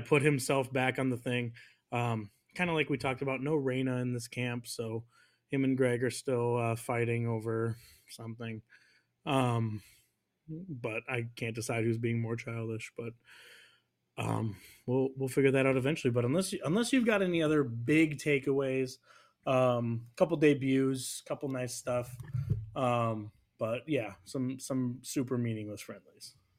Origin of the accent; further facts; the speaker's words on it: United States; We're American